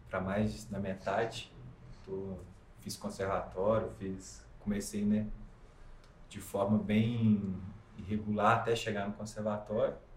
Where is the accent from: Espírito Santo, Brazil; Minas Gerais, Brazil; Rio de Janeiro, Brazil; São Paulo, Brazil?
Minas Gerais, Brazil; Ubá; Eu sou de Ubá.